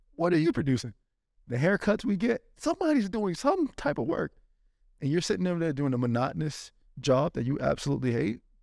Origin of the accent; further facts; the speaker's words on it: Florida, United States; also born or lived in Spain; I'm from Florida